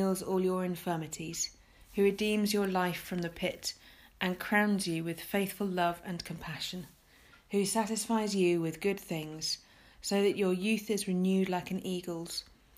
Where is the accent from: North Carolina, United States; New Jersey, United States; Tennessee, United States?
Tennessee, United States; What? Lose the accent? Again, born and raised in Tennessee.